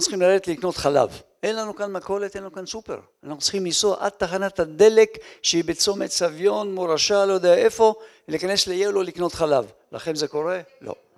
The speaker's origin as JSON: {"language": "Hebrew", "town": "Holon", "region": "Tel Aviv District", "country": "Israel", "tie": "born or raised there", "also_born_or_lived": "Lyon, France", "said": "חולות הישנה שם גדלתי ולשם אני מתגעגע"}